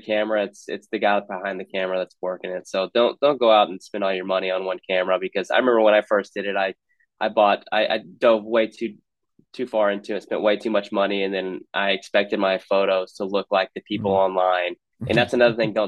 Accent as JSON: {"language": "English", "region": "Texas", "country": "United States", "tie": "born or raised there", "said": "I grew up in Texas"}